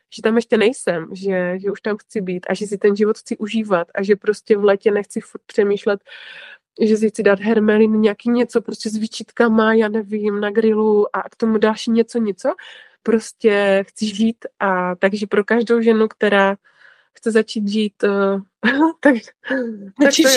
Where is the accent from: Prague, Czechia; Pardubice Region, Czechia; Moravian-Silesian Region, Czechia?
Moravian-Silesian Region, Czechia; Ostrava; já jsem z Ostravy, to jste asi možná poznali už podle mé mluvy